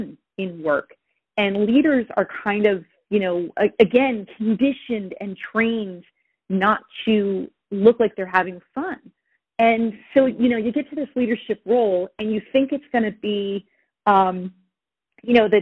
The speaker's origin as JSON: {"language": "English", "region": "New Jersey", "country": "United States", "tie": "born or raised there", "said": "I'm here in New Jersey, born and raised in New Jersey."}